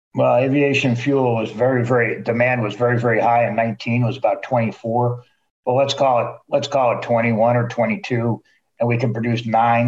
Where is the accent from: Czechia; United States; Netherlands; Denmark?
Netherlands; moved away; my home country